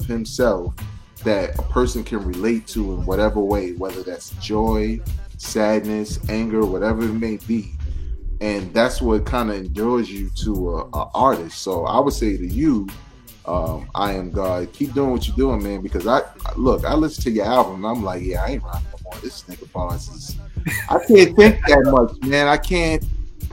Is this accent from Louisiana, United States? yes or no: no; New York City, New York, United States; I'm from Brooklyn